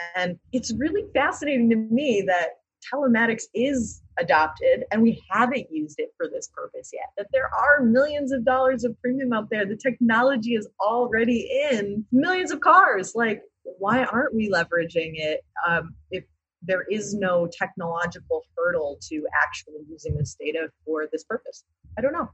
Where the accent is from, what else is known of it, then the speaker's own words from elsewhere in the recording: Hartford, Connecticut, United States; I grew up in Hartford